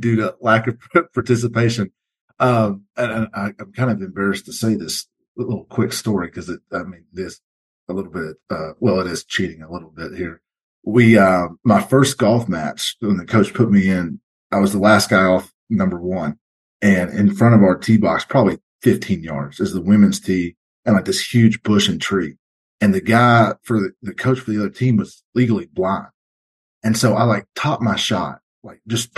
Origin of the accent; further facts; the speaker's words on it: rural Kentucky, United States; also born or lived in Louisville, Kentucky; Rural Kentucky was an awesome spot. We moved back there from Louisville because that's where all our family was